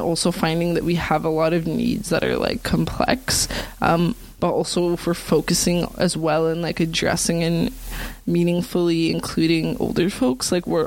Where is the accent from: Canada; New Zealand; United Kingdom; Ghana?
Canada; Greater Toronto Area, Ontario; also born or lived in Newmarket; now in Toronto, Canada; I was born in Toronto, but then in high school and stuff, like for all of high school, so from grade 7 to like grade 12, like I was living in Newmarket